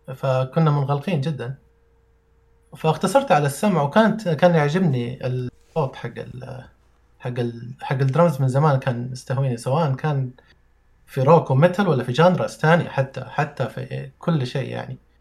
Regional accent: Saudi Arabia; أنا من مواليد السعودية وما خرجت من السعودية.

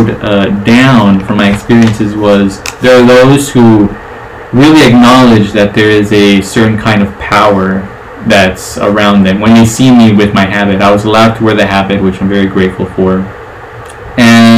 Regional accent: the South, United States; I'm a Southerner. I think that's a big one. I'm a Southerner.

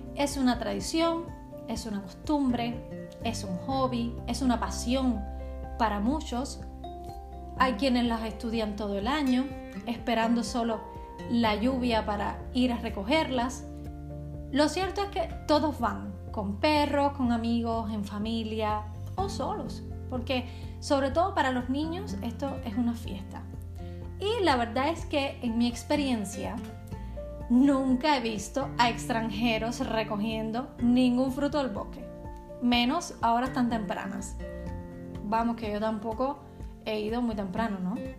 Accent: Cuba; now in Czech Republic; En Cuba somos gente de playa

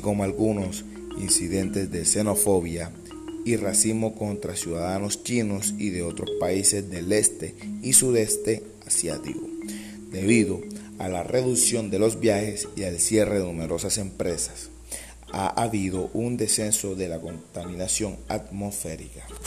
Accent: Colombia; mi país, Colombia

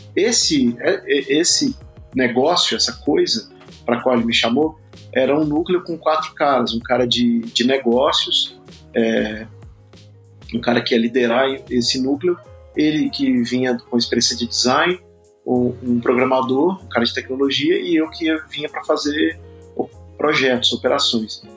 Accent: Espírito Santo, Brazil; moved away as an adult; now in São Paulo, Brazil; eu sou capixaba é, de nascimento, moro em São Paulo há. tenho 46 anos, moro em São Paulo há 21 anos

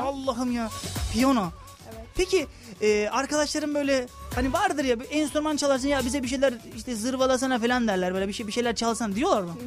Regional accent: Kırklareli, Turkey; ben de Kırklareliyim.

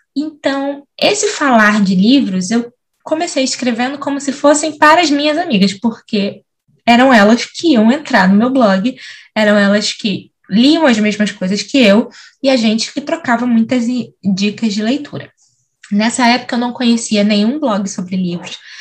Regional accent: São Gonçalo, Rio de Janeiro, Brazil; E eu nasci em São Gonçalo, cresci em São Gonçalo, que é do outro lado da ponte

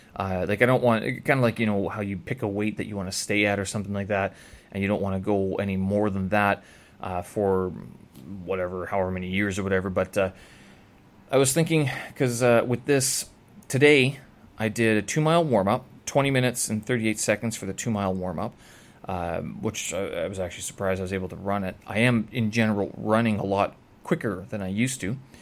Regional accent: Canada; moved away as an adult; now in Beijing, China; I'm from Canada

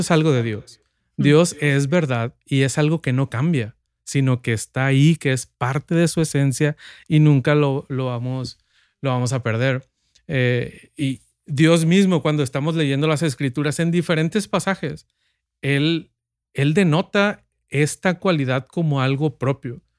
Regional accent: Sinaloa, Mexico; yo nací en Sinaloa y vivimos en un, mis padres viven en un pueblo, ciudad, un pueblo que quiere ser ciudad

